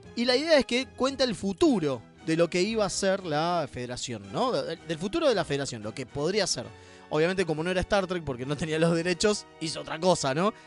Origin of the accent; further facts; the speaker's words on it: Argentina; nuestras argentineadas